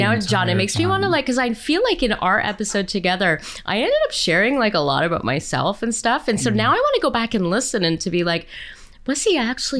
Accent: Canada; Am I allowed to say that as a Canadian?

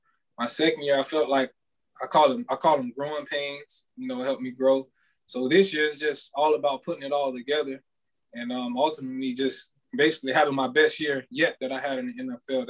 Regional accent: Deerfield Beach, Florida, United States; originally, you know, I'm from Deerfield Beach. So I always thought I was going to go to Deerfield Beach High School

